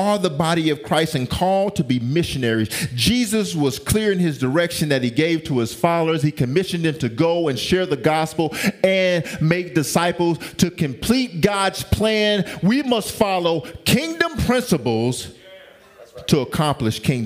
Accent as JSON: {"language": "English", "region": "the South", "country": "United States", "said": "I'm from the South. Okay, I'm from the South"}